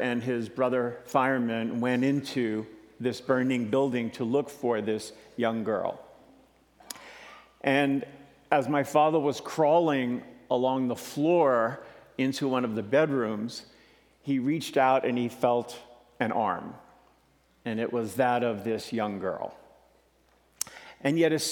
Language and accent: English; New York City, New York, United States; I'm originally from Brooklyn, New York